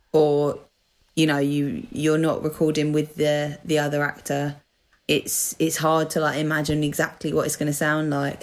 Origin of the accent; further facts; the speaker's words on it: United Kingdom; accent: Essex / London; moved away as an adult; now in Manchester, United Kingdom; an Essex accent slash London accent, um, which is where I am originally from. Although I'm currently living in Manchester